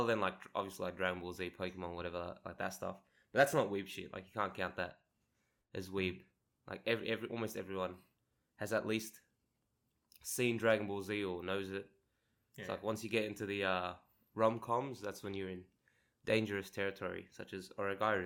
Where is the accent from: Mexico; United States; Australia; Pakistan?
Australia; also born or lived in Sydney; I am Australian. That is true. I live in Sydney